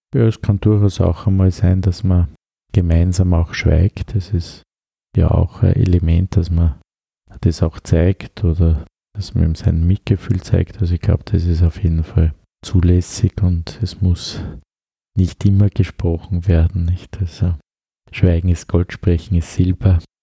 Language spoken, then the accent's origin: German; Upper Austria, Austria; accent: Upper Austrian dialect; moved away as an adult; now in Vienna, Austria; Als Oberösterreicher habe ich auch meine Dialekte